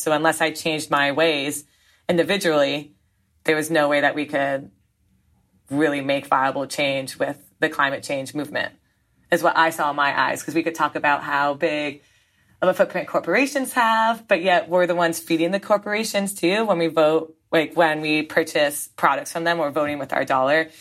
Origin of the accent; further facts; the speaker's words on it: Southern Vermont, United States; down in Southern Vermont near my hometown.